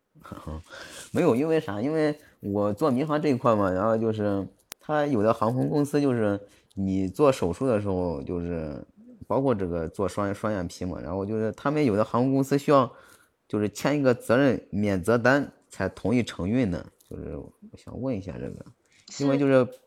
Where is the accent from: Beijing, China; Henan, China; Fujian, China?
Henan, China; Jiaozuo; also born or lived in Zhengzhou, Henan; 我老家是焦作的，啊，也是河南的